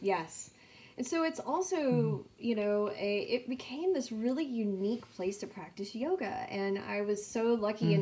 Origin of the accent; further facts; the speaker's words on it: San Angelo, Texas, United States; I'm from San Angelo, Texas